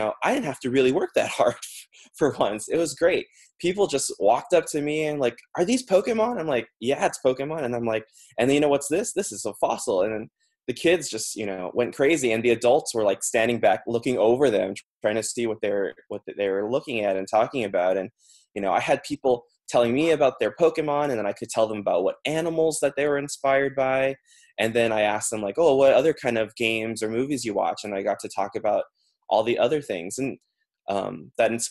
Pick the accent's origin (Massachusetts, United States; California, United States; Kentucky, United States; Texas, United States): California, United States; Los Angeles; we're all actually from Los Angeles originally